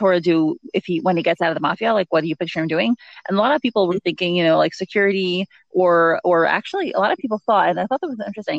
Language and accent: English; New York, United States; moved away as an adult; now in New Jersey, United States; I live in New Jersey, and I mean, I grew up in New York